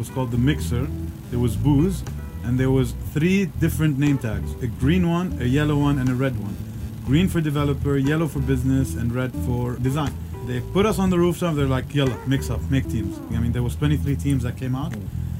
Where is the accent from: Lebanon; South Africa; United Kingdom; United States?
Lebanon; Beirut, Beirut Governorate; Born and raised in Beirut